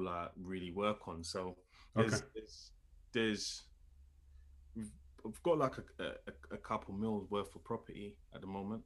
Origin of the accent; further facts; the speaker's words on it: London, United Kingdom; I'm from London, lived there my whole life. I've hardly ever really left London